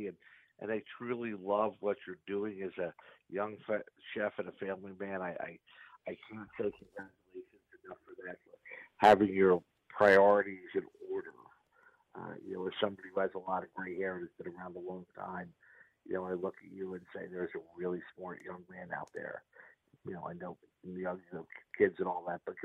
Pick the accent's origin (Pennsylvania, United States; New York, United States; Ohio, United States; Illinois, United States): Pennsylvania, United States; Lower Bucks County; born or raised there